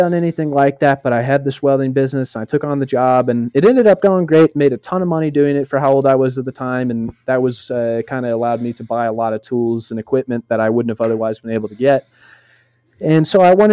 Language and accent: English; Boulder, Colorado, United States; I am from Boulder, Colorado, in the United States